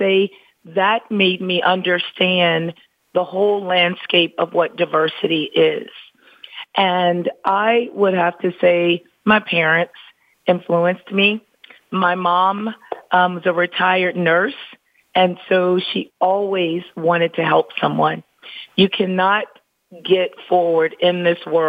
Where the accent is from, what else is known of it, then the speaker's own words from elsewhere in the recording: Pine Bluff, Arkansas, United States; moved away as an adult; also born or lived in Florida; now in Atlanta, United States; I'm just a small town country girl from Pine Bluff, Arkansas, and my mom still lives in the hometown in which I grew up